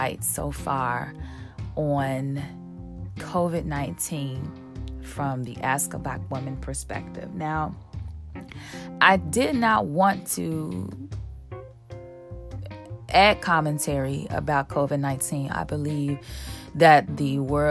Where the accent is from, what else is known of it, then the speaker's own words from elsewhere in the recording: Chicago, Illinois, United States; now in Los Angeles, United States; my hometown, Chicago